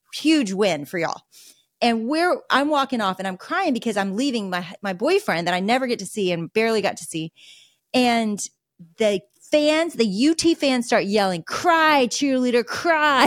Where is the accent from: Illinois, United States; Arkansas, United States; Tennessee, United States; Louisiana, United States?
Arkansas, United States; I am a deep Razorback raised in Arkansas and went to the University of Arkansas